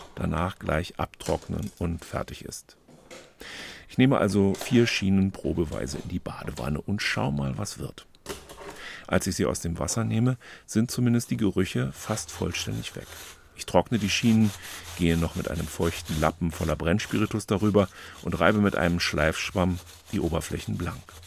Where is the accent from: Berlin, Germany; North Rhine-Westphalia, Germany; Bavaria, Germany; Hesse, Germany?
Berlin, Germany; als Berliner Junge